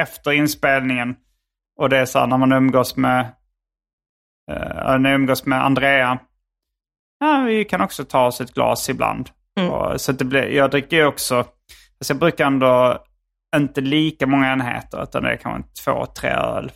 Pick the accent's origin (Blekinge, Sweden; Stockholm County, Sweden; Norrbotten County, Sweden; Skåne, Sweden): Skåne, Sweden; Hjärup; Hjärup där jag växte upp